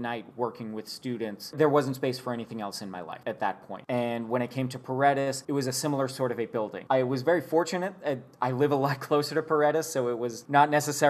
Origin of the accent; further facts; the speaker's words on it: Boston, Massachusetts, United States; moved away as an adult; also born or lived in Bastrop, Texas; I grew up in Boston, Massachusetts